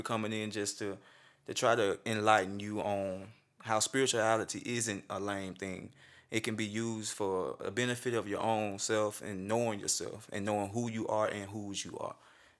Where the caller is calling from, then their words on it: Coldwater, Mississippi, United States; I'm coming in from Coldwater, Mississippi.